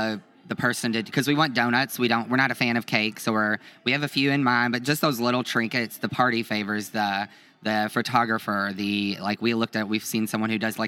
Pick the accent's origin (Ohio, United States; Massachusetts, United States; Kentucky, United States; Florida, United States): Kentucky, United States; Louisville; I'm from Louisville and Keith's from Owensboro.